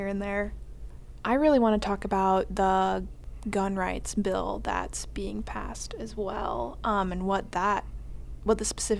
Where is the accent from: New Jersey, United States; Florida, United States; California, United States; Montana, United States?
Montana, United States; I was born and raised in Montana.